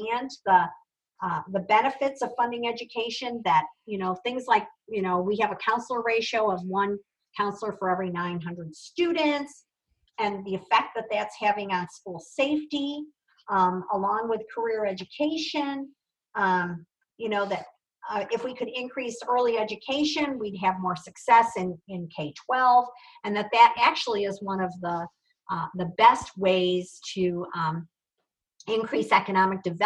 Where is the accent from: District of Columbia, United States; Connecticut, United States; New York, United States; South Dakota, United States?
New York, United States; moved away as an adult; now in Arizona, United States; I'm from New York